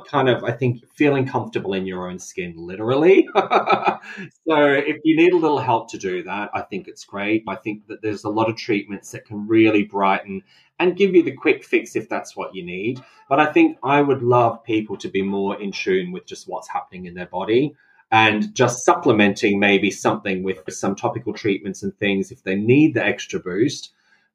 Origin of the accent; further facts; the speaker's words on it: Australia; I grew up in Australia